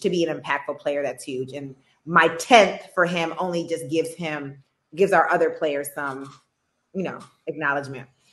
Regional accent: Midwest, United States; I am from the Midwest

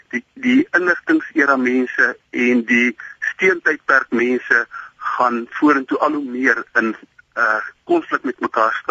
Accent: South Africa; ek is 'n trotse Afrikaner

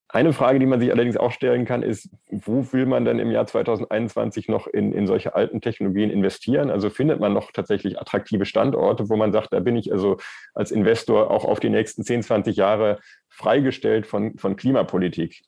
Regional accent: Erftstadt, North Rhine-Westphalia, Germany; Ich bin selber in, in Erftstadt aufgewachsen und mein Elternhaus steht

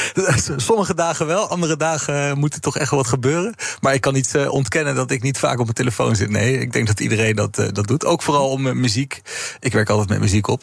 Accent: Netherlands; also born or lived in Amsterdam; we dus als Nederlanders

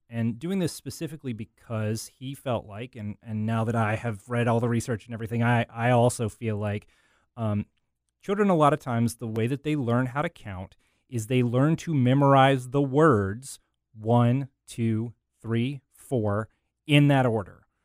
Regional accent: Arkansas, United States; my, my home state, Arkansas

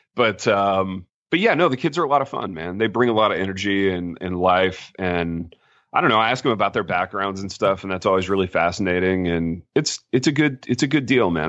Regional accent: Midwest, United States; now in Jackson, United States; growing up where I grew up in the Midwest

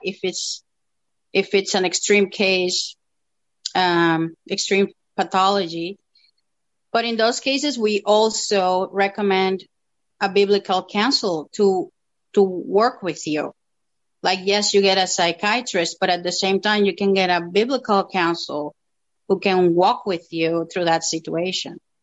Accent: Dominican Republic; moved away as an adult; now in Toronto, Canada; I'm originally from the Dominican Republic and I've been in Canada for 10 years now almost.

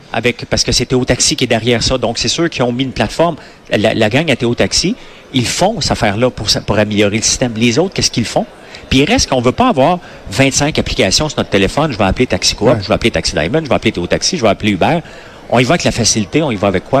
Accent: Quebec, Canada

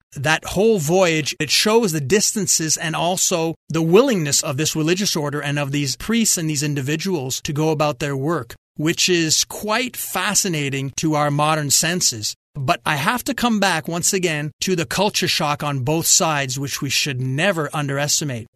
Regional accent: Quebec, Canada; growing up in French Catholic Quebec

